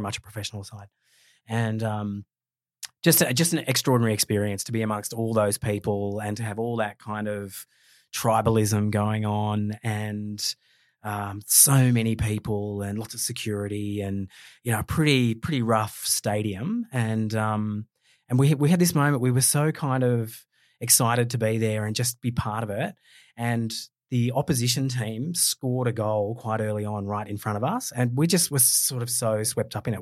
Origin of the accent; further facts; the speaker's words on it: Australia; as an Australian